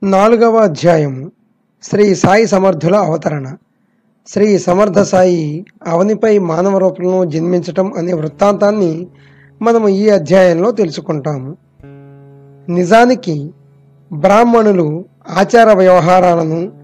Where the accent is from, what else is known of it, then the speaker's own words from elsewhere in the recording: Koyyalagudem, Andhra Pradesh, India; మాది పశ్చిమ గోదావరి జిల్లా కొయ్యలగూడెం